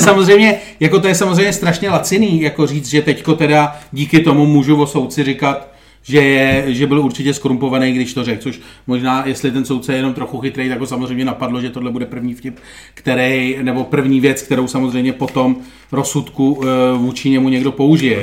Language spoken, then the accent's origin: Czech; Czechia; jako Češi